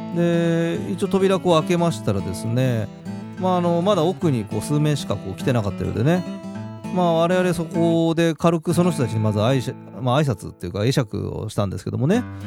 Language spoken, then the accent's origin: Japanese; Adachi, Tokyo, Japan; 私の出身足立区ですからね